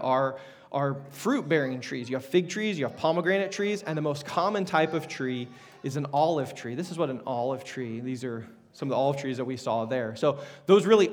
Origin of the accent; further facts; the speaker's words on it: Wichita, Kansas, United States; I was born in Wichita at a hospital there